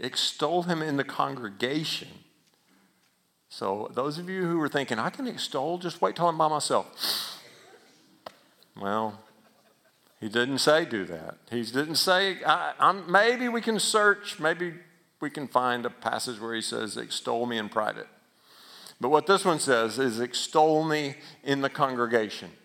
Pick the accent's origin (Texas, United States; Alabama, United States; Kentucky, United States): Alabama, United States; That sound like I was from Alabama right there, doesn't it? I am